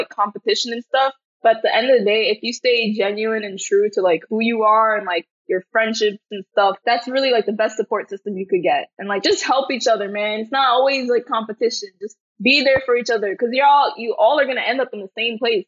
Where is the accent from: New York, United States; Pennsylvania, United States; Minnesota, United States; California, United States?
New York, United States; New York City; I'm from Brooklyn, New York. And yeah, growing up here all my life really made me a part of who I am